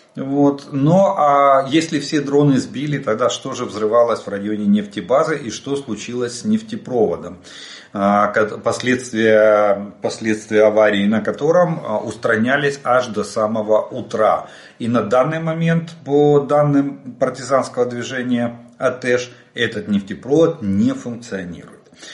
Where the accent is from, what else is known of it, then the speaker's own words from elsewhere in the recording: Ukraine; мы из Украины.